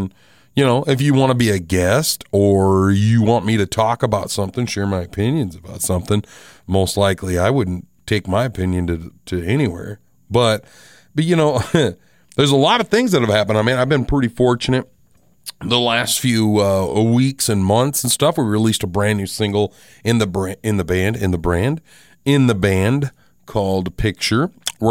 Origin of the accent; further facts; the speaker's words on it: Box Elder, United States; another song is about a house that I grew up in Box Elder.